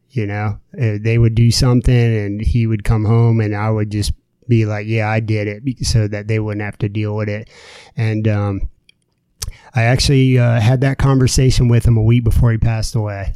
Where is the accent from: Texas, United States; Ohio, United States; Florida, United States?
Florida, United States; also born or lived in New Jersey; I grew up and lived in Florida, um, but I was born in New Jersey.